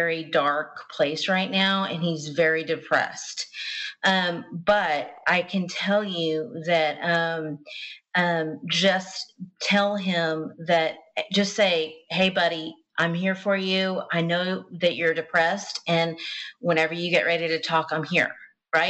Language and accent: English; the South, United States; I'm from the South. We say things different.